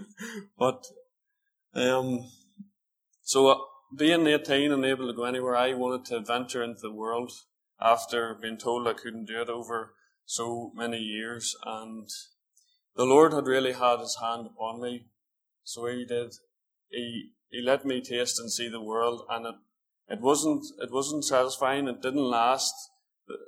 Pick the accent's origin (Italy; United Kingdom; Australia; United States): United Kingdom; Northern Ireland; I'm from Eglis, well, just outside Eglis, which is about 10, 15 miles away